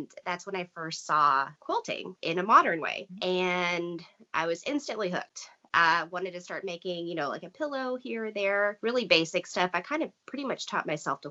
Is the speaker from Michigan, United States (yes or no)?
no; Texas, United States; I grew up in Texas